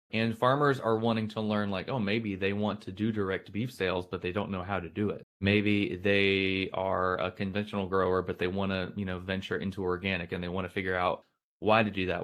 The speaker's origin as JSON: {"language": "English", "town": "Blountstown", "region": "Florida", "country": "United States", "tie": "born or raised there", "also_born_or_lived": "Daytona Beach, Florida", "said": "I'm from Florida, lived in Florida my whole life, grew up in a little town called Bluntstown"}